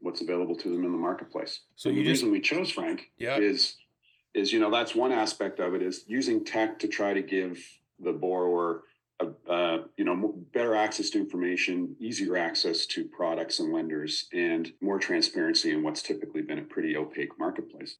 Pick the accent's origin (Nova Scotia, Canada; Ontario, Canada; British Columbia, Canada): Nova Scotia, Canada; moved away as an adult; now in Toronto, Canada; I grew up in Nova Scotia, but moved to Toronto after I graduated school